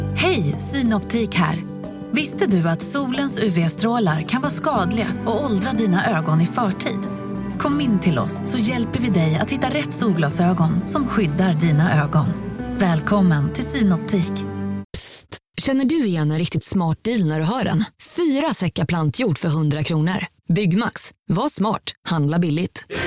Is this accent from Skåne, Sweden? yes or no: yes; Broby, Skåne, Sweden; Jag är från Broby